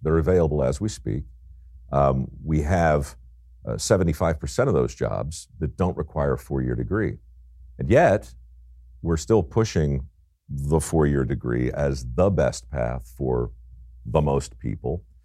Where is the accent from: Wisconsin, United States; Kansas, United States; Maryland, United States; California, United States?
Maryland, United States; Baltimore; as a young guy growing up in Baltimore